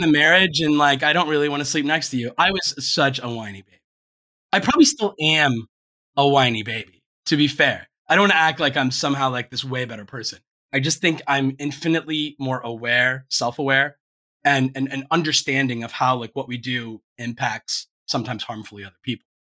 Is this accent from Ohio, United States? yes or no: yes; Ohio, United States; moved away; also born or lived in Florida; when you're from Ohio